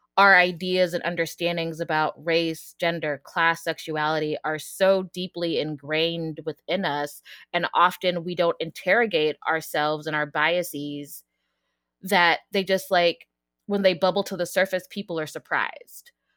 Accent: Denver, Colorado, United States; moved away as an adult; also born or lived in Pittsburgh / Texas; now in Virginia, United States; I'm from Colorado, from Denver

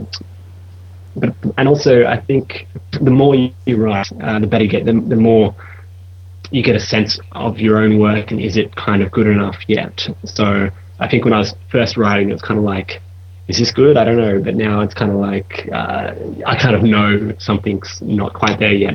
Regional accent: Australia; moved away as an adult; now in London, United Kingdom; I'm an Australian guy, I'm living in London

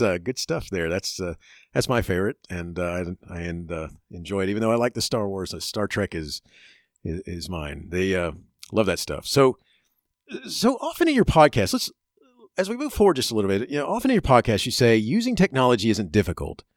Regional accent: Florida, United States; also born or lived in Chicago; I grew up in Florida

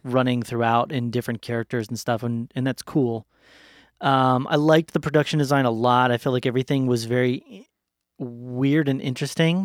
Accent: United States; as an American

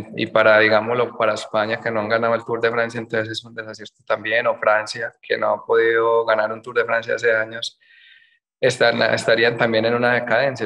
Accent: Colombia

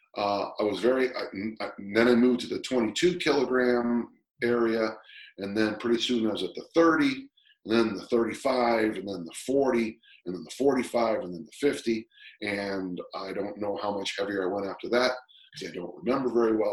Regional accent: United States; I'm an American

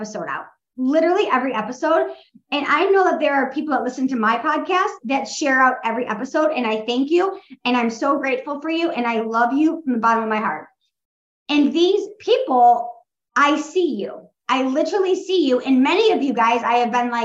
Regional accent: Midwest, United States; I'm from the Midwest

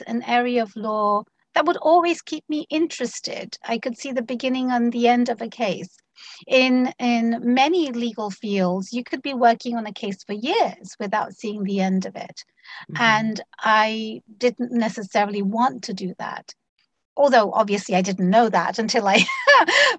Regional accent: London, United Kingdom; moved away as an adult; also born or lived in Bangladesh; now in Washington, United States; I was born and raised in London, the United Kingdom.

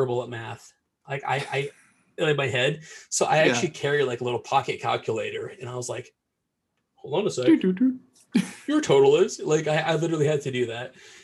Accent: Cedar Rapids, Iowa, United States; I'm from Iowa. I was born and raised in Cedar Rapids, Iowa

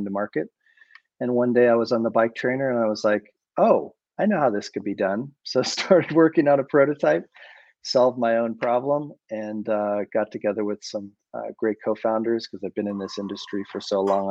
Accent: Boulder, Colorado, United States; I grew up in Boulder, Colorado

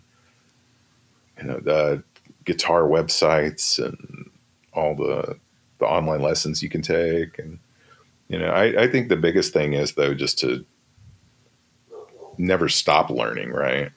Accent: Shreveport, Louisiana, United States; moved away; also born or lived in Austin, Texas; I grew up in Shreveport, Louisiana

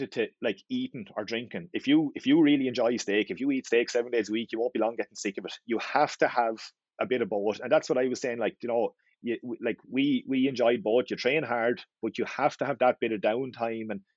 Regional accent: Wexford, Leinster, Ireland; I'm from Wexford

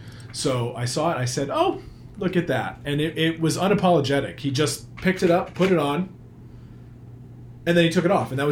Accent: Manchester, Vermont, United States; I grew up in Manchester, Vermont, where there was a flea market.

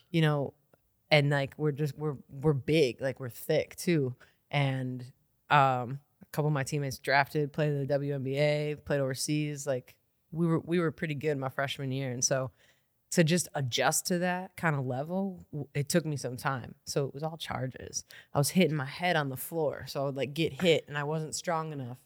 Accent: Milwaukee, Wisconsin, United States; I grew up here in Milwaukee. I'm a Milwaukee kid.

